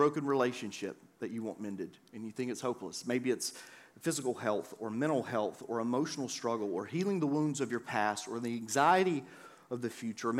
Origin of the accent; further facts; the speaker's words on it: the South, United States; I grew up in the South